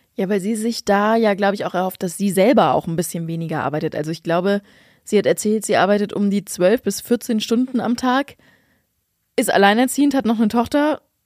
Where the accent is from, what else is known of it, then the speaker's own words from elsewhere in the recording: Lower Saxony, Germany; bei uns in Niedersachsen